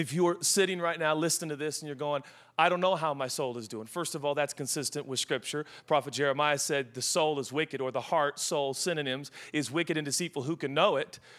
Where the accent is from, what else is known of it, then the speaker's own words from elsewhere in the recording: Seattle, Washington, United States; I'm from Seattle